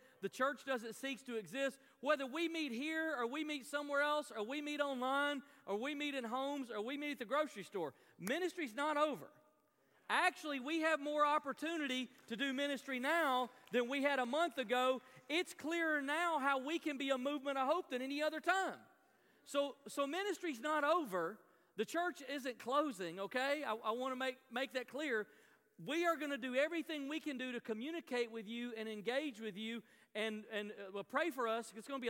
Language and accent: English; the South, United States; I grew up in the South, and telling a Southern extrovert you can't hug people anymore is like telling me not to breathe.